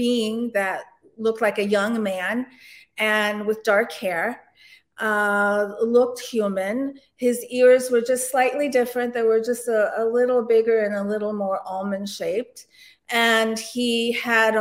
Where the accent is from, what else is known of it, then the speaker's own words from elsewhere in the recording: DC suburbs, Maryland, United States; also born or lived in Istanbul, Turkey / Canada / Annapolis, Maryland; I'm originally from Istanbul, Turkey, and I emigrated to the United States with my parents when I was around 1 year old, and we came into Canada, and then we came into the DC suburbs